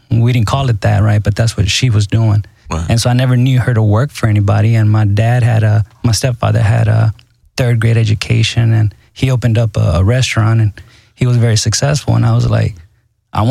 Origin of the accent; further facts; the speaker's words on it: Houston, Texas, United States; also born or lived in Mexico; I grew up here mostly in Houston, Texas